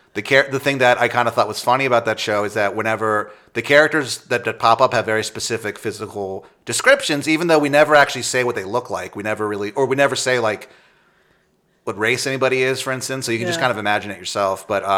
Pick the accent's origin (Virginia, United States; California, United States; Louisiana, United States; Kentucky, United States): Virginia, United States; Northern; I grew up in Northern Virginia right next to Maryland, and so I've heard that stupid accent my whole fucking life.